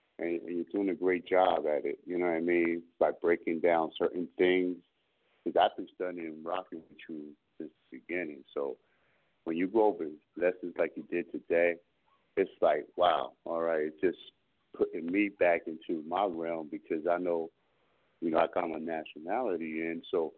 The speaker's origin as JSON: {"language": "English", "area": "Berks County", "region": "Pennsylvania", "country": "United States", "said": "I'm from the Berks territory."}